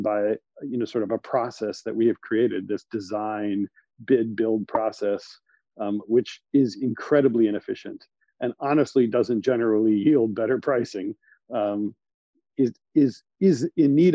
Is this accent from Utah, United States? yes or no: no; Cleveland, Ohio, United States; now in New York, United States; I grew up in Cleveland, Ohio, in a family of developers and contractors